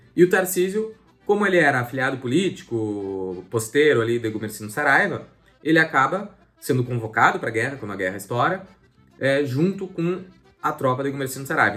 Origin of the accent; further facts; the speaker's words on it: Bagé, Rio Grande do Sul, Brazil; Eu sou natural da cidade de Bagé